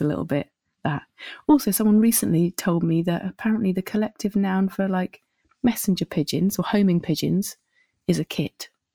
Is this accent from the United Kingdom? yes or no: yes; Winchester, South East England, United Kingdom; moved away as an adult; also born or lived in Bristol; now in Paris, France; I grew up in a place called Winchester